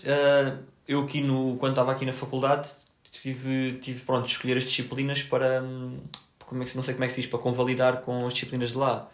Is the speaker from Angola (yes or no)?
no; Portugal; Eu disse que era de Portugal